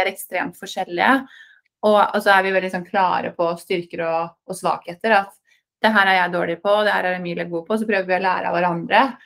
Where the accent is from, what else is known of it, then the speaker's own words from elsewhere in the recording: Norway; moved away as an adult; also born or lived in New York, United States; Man er født og oppvokst i Norge